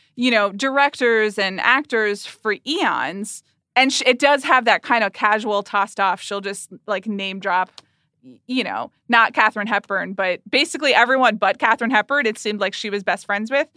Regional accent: Atlanta, Georgia, United States; I grew up in Atlanta, Georgia, when Jane Fonda was married to Ted Turner

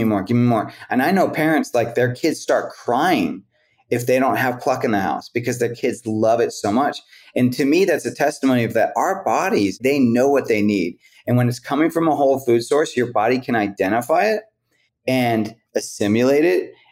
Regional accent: West Coast, United States; I'm from the West Coast

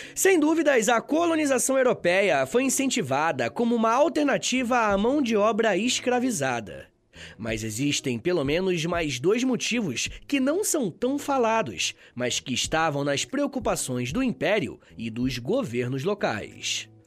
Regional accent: Brazil; Nós, enquanto brasileiros

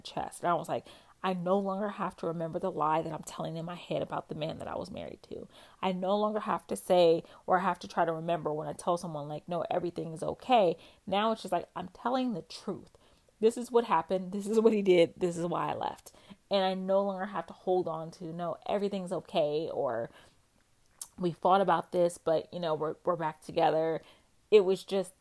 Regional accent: West Coast, United States; moved away; I'm from the West Coast and I moved to the East Coast, and I used to fly back and forth home.

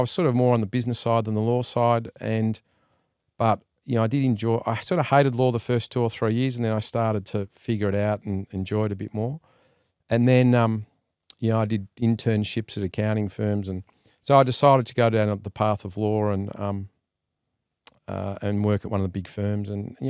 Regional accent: Melbourne, Victoria, Australia; Well, I grew up in Melbourne, as we were just talking about

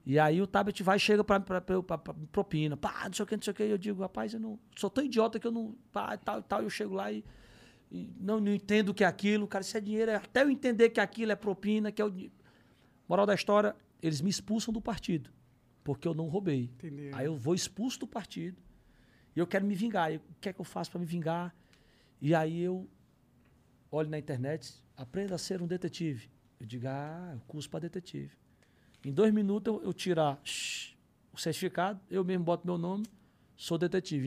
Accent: Fortaleza, Ceará, Brazil; now in São Paulo, Brazil; aprendi a ter minha paixão pelo meu time da minha terra, que era o, que era o Fortaleza

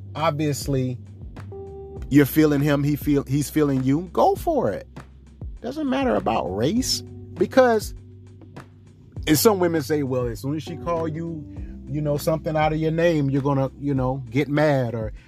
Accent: the South, United States; I understand it. I get it. I come from the South.

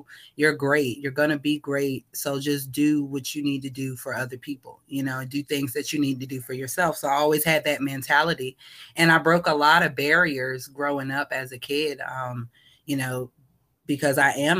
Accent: Richmond, Virginia, United States; born there; also born or lived in New Jersey; So I was born in Richmond, Virginia. I was kind of raised here and there. My mom is from New Jersey.

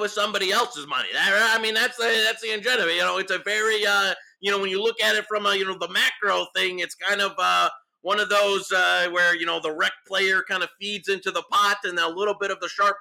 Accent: Detroit, Michigan, United States; I'm from Detroit

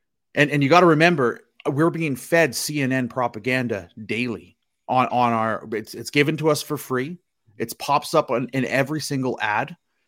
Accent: Canada; I'm Canadian.

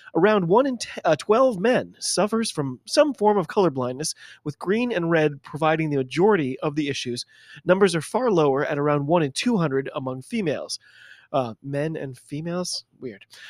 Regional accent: United States; I'm an American rugby fan

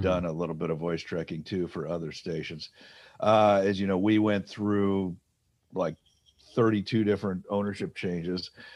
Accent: Detroit, Michigan, United States; I grew up in Detroit.

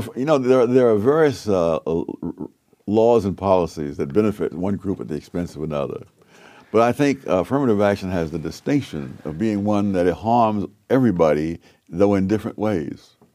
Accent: New York City, New York, United States; I would sleep out on the fire escapes in Harlem

